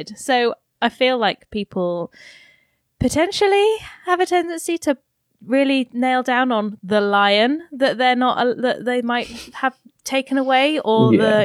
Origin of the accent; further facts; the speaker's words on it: Colchester, East of England, United Kingdom; so I'm from Colchester